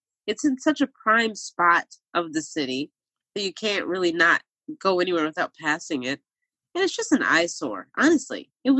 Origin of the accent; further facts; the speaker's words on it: Philadelphia, Pennsylvania, United States; There's certain parts of being a Philadelphian that we don't acknowledge enough.